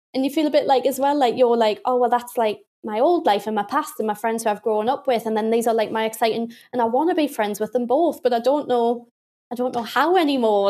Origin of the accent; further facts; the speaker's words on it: Newcastle, North East England, United Kingdom; accent: Geordie; I'm from Newcastle